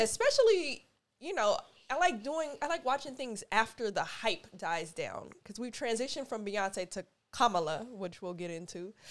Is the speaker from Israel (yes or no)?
no; United States; I'm speaking as an American black.